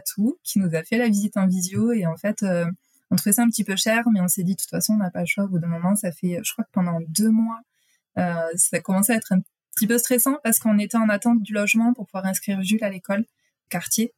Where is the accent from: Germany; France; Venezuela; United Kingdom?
France; moved away as an adult; now in Quebec City, Canada; on est français